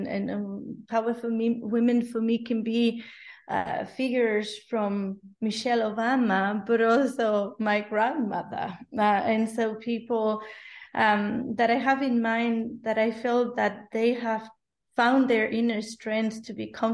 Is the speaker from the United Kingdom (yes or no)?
no; Spain; English is a second language; now in Berlin, Germany; I'm from Spain originally